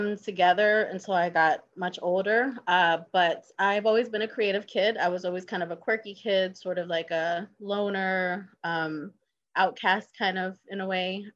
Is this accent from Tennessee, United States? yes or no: no; New York, United States; moved away as an adult; also born or lived in Virginia; now in Baltimore, United States; I was born and raised in New York. I've been living in Baltimore now for probably about 15, 16 years